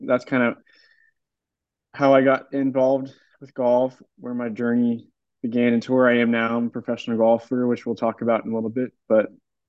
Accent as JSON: {"language": "English", "town": "Austin", "region": "Texas", "country": "United States", "said": "I'm from Austin, Texas. And yeah, I was kind of born into a golf family."}